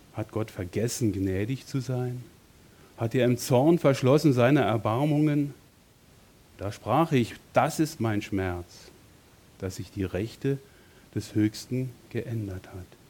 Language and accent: German; Berlin, Germany; moved away as an adult; also born or lived in Bonn; meine Heimat in Berlin mit meiner Frau zu verlassen und von dort wegzugehen, Familie, Freunde, Gemeinde, alles weg hinter mir zu lassen und nach Bonn zu ziehen